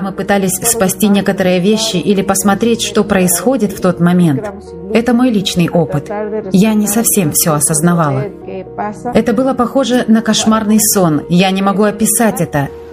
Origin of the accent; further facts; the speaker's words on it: Ecuador; also born or lived in Guano, Chimborazo, Ecuador; Я из Эквадора.